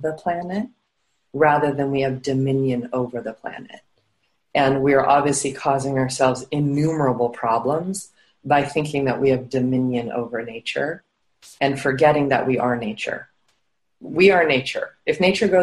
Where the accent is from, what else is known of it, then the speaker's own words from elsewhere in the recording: Rocky Mountains, United States; I grew up high in the Rocky Mountains in the United States